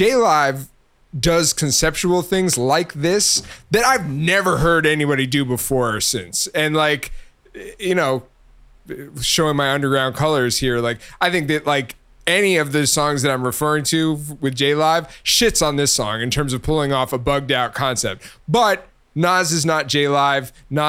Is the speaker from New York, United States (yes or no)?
yes; New York, United States; born there; So, I was also born in New York, was not raised in New York.